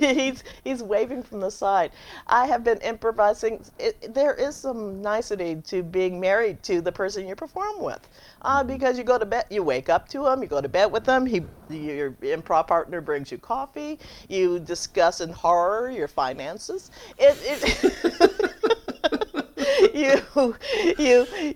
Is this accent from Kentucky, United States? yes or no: no; Chicago, Illinois, United States; moved away; also born or lived in San Francisco / Los Angeles; I'm from Chicago.